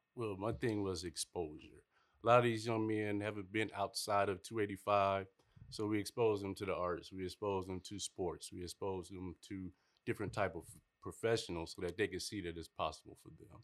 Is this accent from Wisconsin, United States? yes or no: no; Toledo, Ohio, United States; moved away; also born or lived in Kentucky / Clayton County, Georgia; I'm originally from Toledo, Ohio